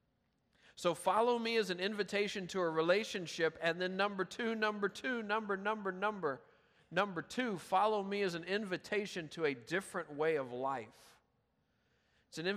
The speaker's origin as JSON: {"language": "English", "town": "Memphis", "region": "Tennessee", "country": "United States", "said": "I'm from Memphis"}